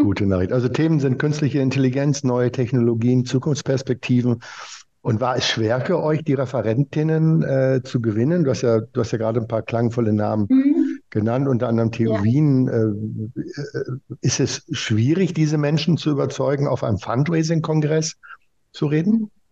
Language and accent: German; Germany; ich als Deutscher